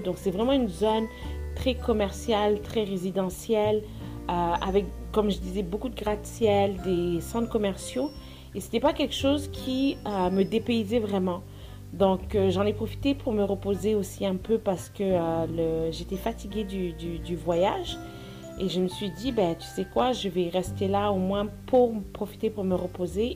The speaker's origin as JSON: {"language": "French", "country": "France", "moved": "as an adult", "lives_now": "Montreal, Canada", "said": "Je vis à Montréal depuis les 14 dernières années. J'ai quitté la France pour faire mes études au Canada"}